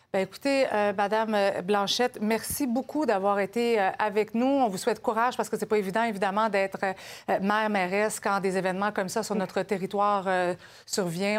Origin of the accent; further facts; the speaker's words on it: Quebec, Canada; chez nous, au Québec, au Canada